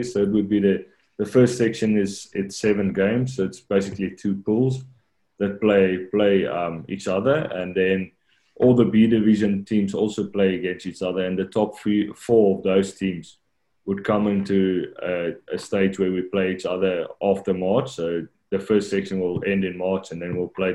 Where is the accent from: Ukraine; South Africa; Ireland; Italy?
South Africa; moved away as an adult; now in Japan; as a South African